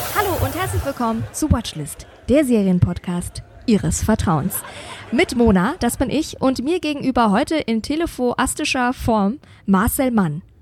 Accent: Bavaria, Germany; now in Berlin, Germany; Ich war ja auch zu Hause in meiner Heimat in Bayern, bei meinen Eltern, in meinem alten Kinderzimmer

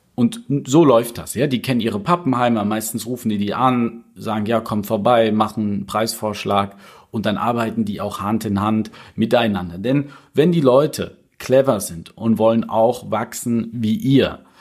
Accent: Cologne, North Rhine-Westphalia, Germany; ich komme ja aus Köln

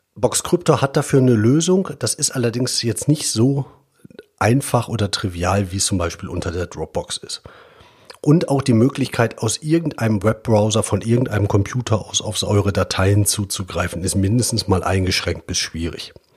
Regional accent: Germany; wir als Deutsche

